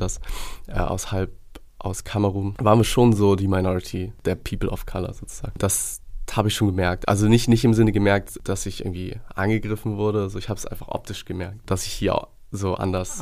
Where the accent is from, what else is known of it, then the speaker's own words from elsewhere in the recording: Hamburg, Germany; bin gebürtiger Hamburger und halb Deutsch, halb Gambianer, also väterlicherseits Gambianer